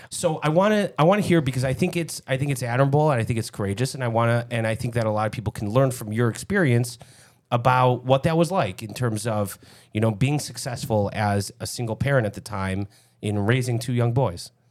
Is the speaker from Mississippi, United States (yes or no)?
no; Lincolnwood, Illinois, United States; growing up in Lincolnwood a couple blocks away